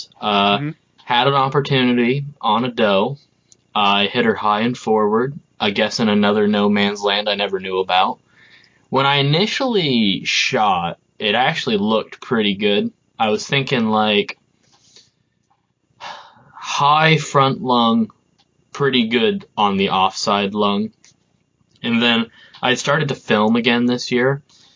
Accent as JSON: {"language": "English", "area": "Burlington area", "region": "Vermont", "country": "United States", "said": "the Burlington area in Vermont. I'm not from Burlington, but that general area"}